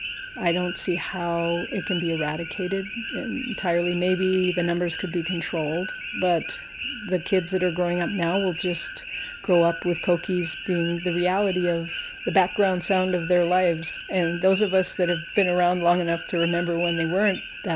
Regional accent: Hawaii, United States; I was born and raised in Hawaii. I'm 58. I've lived here a long time.

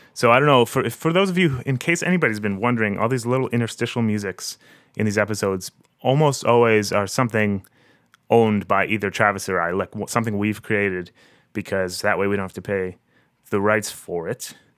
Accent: Harrow, Ontario, Canada; now in Toronto, Canada; my hometown of Harrow. It's a little farm town of about um, 5,000 people or so, south of Windsor.

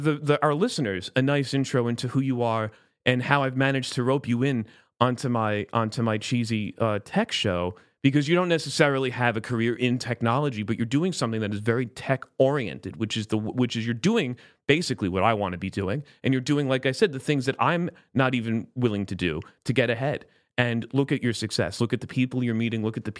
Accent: South Florida, United States; I'm from South Florida

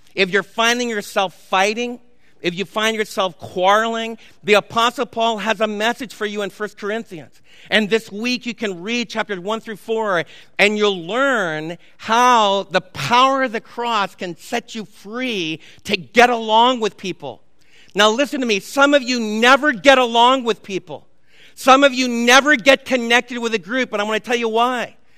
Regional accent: New York, United States; moved away; I was raised in New York when the mafia totally controlled Little Italy

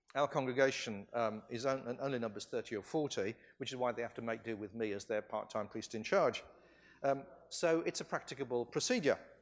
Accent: California, United States; I come from California

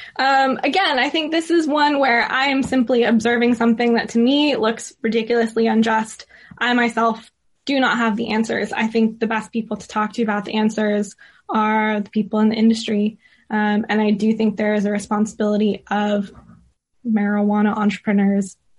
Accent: California, United States; now in London, United Kingdom; growing up in California and now living in the U K and particularly in London

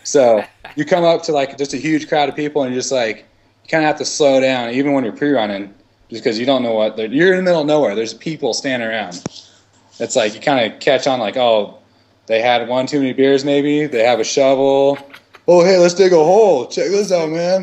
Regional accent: Idaho, United States; growing up in Idaho, and we we live like on the tree line in the the southern desert

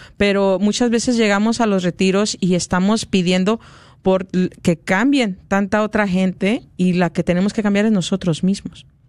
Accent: Mexico; Soy mexicana

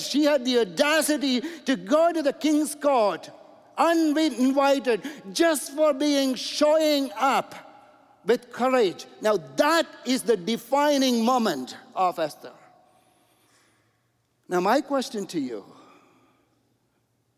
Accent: India; moved away; also born or lived in Toronto, Canada; I'm an engineer from India.

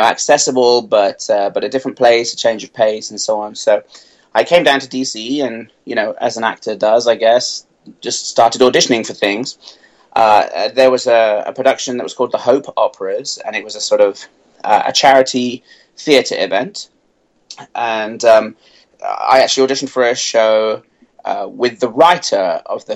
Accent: United Kingdom; moved away; I'm British

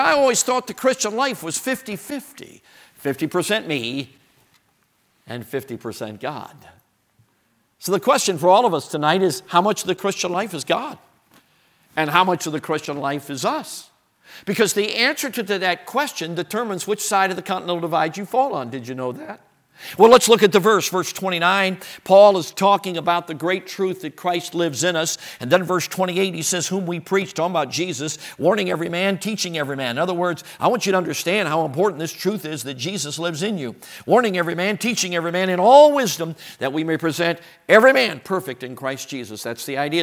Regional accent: Chicago, Illinois, United States; I grew up in Chicago.

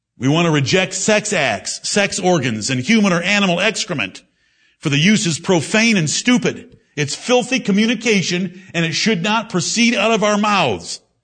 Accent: Michigan, United States; now in Greenville, South Carolina, United States; I come from Michigan.

